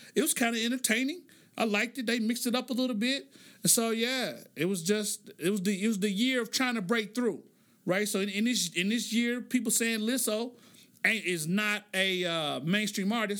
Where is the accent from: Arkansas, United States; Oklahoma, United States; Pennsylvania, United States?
Oklahoma, United States; I'm from Oklahoma